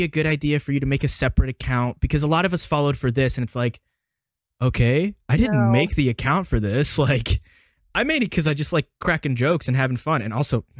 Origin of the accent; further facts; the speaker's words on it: Alabama, United States; I'm from Alabama. I've been here my whole life